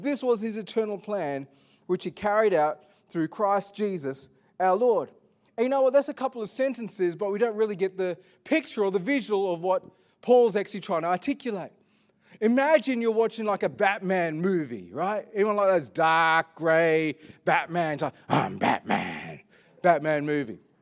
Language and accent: English; Perth, Western Australia, Australia; I was born in Perth